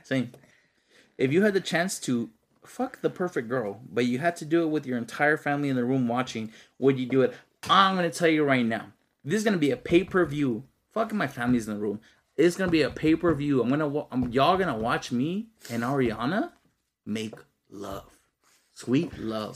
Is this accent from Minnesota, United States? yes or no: no; Texas, United States; I'm from Texas, bro, not Alabama